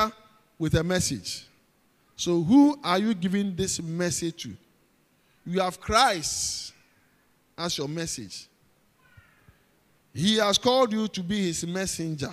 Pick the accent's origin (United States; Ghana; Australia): Ghana; accent: Ghanaian; I'm from Ghana